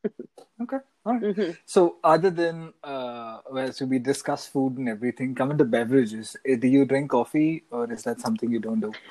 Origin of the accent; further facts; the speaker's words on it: Mumbai, Maharashtra, India; now in Canada; NYC reminds me a lot of home. I come from Mumbai, which is another big city